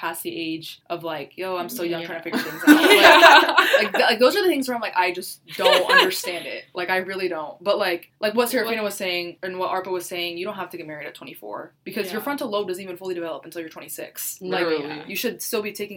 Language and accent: English; United States; I'm an American citizen. I was born here